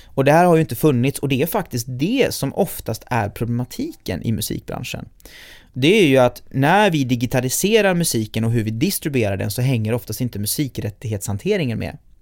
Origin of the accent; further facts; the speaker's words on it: Gothenburg, Västra Götaland, Sweden; Hammarkullen där jag är född och uppvuxen i Göteborg